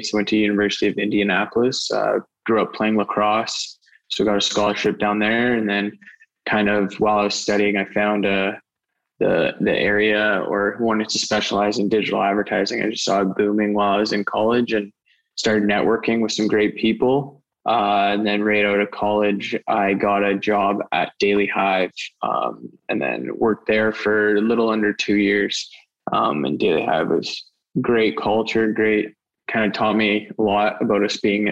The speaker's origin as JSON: {"language": "English", "town": "Surrey", "region": "British Columbia", "country": "Canada", "tie": "born or raised there", "said": "I'm born and raised in Surrey, BC"}